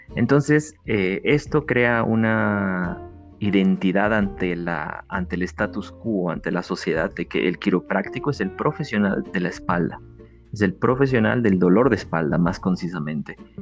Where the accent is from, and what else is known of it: Mexico